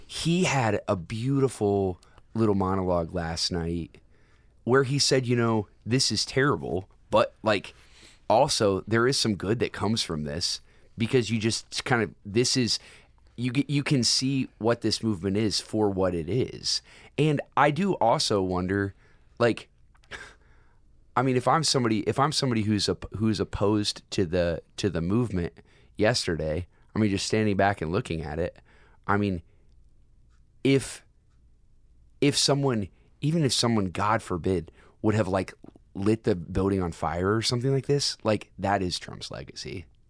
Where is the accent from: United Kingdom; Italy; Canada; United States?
United States; as an American citizen